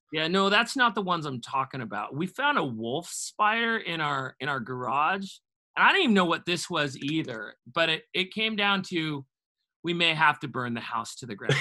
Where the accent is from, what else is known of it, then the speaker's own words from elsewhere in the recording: Washington, United States; now in Tennessee, United States; growing up in Washington State